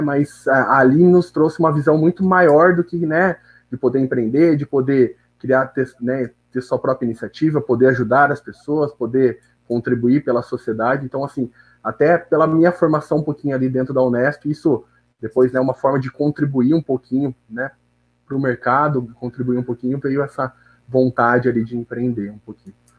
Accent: Bauru, São Paulo, Brazil; eu nasci mesmo em Bauru, então sempre estudei aqui, morei aqui

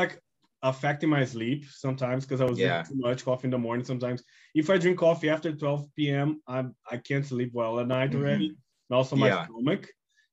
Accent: Brazil; moved away; I'm from Brazil. I know, so I go back there like once per year, probably.

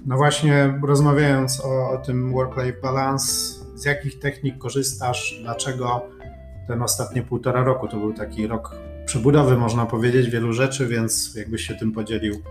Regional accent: Poland; jestem z Polski

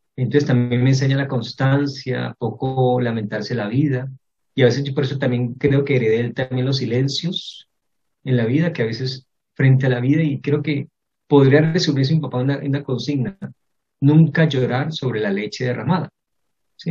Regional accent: Cali, Valle del Cauca, Colombia; also born or lived in Cartago; pasé toda mi infancia en esta ciudad, en Cali

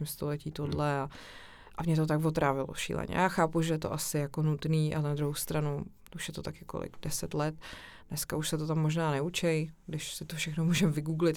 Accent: Czechia; moved away; also born or lived in Prague; vyrůstala jsem vlastně hodně na chalupě v Pošumaví a u babičky na vesnici

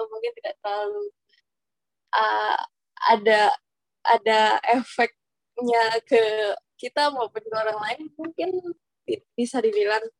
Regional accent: Jakarta, Indonesia; now in Bogor, Indonesia; aku asalnya dari Jakarta.

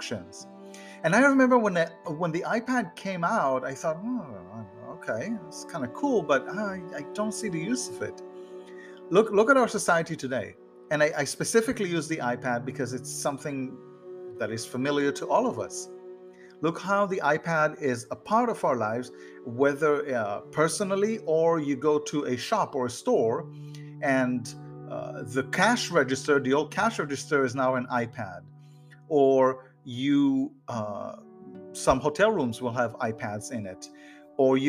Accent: Haifa, Haifa District, Israel; now in Florida, United States; I grew up in Israel and I grew up in a suburb of the city Haifa

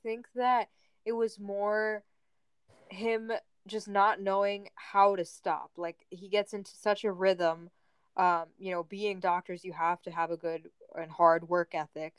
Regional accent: New Jersey, United States; we're from New Jersey

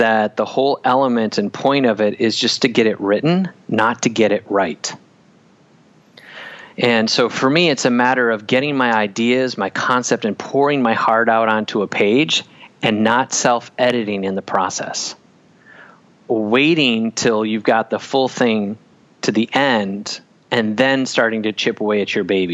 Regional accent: Wisconsin, United States; I grew up in Wisconsin.

